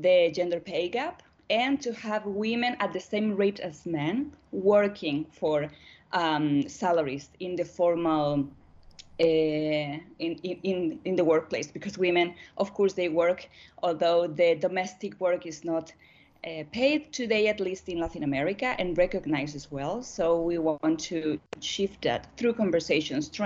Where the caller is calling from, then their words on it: Santiago, Santiago Metropolitan Region, Chile; I'm connected now from Santiago, from Chile, here in South